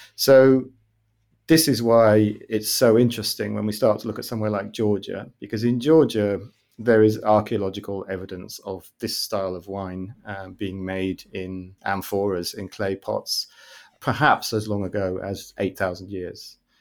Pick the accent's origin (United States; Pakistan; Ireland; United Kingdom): United Kingdom; moved away as an adult; now in Amsterdam, Netherlands; I'm originally British, but I'm based in Amsterdam, in the Netherlands.